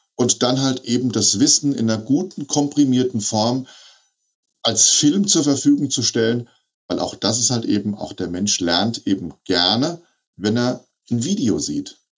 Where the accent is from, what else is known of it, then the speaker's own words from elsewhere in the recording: Hesse, Germany; bei uns in Hessen